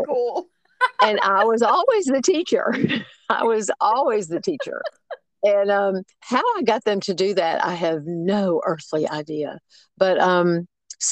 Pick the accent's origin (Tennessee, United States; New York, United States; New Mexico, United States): Tennessee, United States; Memphis; moved away as an adult; now in Tuscaloosa, United States; I was born and raised in Memphis